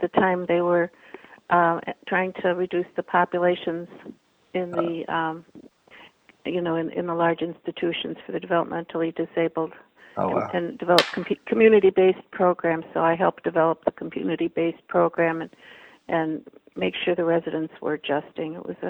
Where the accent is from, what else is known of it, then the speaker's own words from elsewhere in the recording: Chicago, Illinois, United States; also born or lived in Madison, Wisconsin / Racine, Wisconsin / southeastern Michigan; now in Michigan, United States; I was born in Chicago, raised in Chicago and in Madison, Wisconsin.